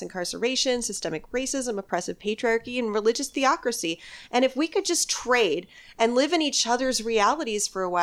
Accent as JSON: {"language": "English", "region": "Michigan", "country": "United States", "moved": "yes", "lives_now": "Texas, United States", "said": "I'm from Michigan"}